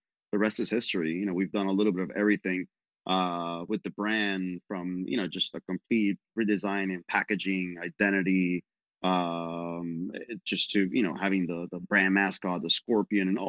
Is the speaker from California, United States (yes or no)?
no; Miami, Florida, United States; moved away as an adult; now in Tampa, United States; I'm a Miami boy, right? Born and raised in Miami